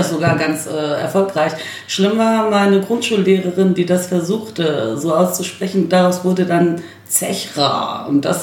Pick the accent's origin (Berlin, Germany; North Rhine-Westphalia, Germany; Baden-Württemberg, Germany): Berlin, Germany; born there; äh, gebürtige Berlinerin, äh, gebürtige Berlinerin und stolze Neuköllnerin übrigens.